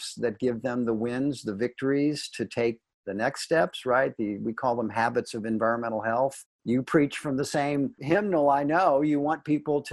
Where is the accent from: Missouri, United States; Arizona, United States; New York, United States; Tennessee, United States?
Missouri, United States; St. Louis; moved away as an adult; also born or lived in Washington, D.C.; I come from St. Louis, came from the Midwest, moved out to D.C. in 1976